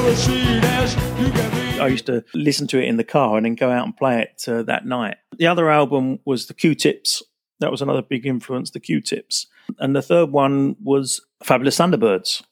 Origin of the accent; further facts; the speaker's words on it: Basildon, East of England, United Kingdom; also born or lived in Billericay; I was actually born in Essex. I was born in Billericay, nineteen sixty-five